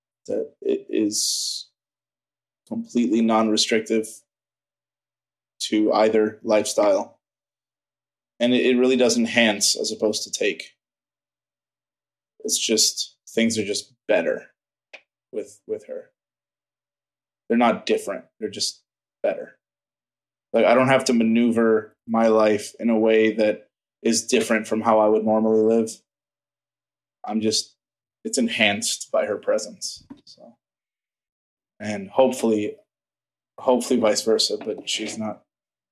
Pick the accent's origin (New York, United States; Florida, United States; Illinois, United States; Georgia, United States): Florida, United States; Miami; I grew up in Miami, which is a very, very fast, aggressive city